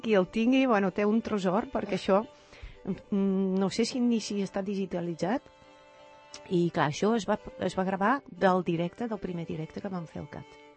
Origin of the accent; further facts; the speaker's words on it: Netherlands; Catalan is a second language; moved away as an adult; now in Spain; com a holandesa